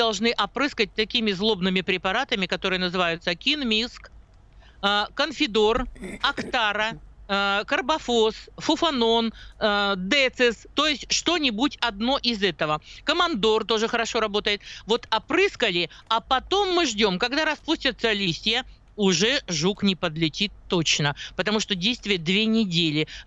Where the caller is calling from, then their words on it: Moscow Oblast, Russia; Я из Московской области.